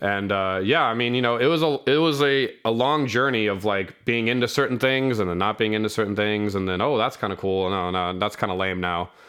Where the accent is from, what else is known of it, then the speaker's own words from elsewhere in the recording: Sacramento, California, United States; I'm from Sacramento, California.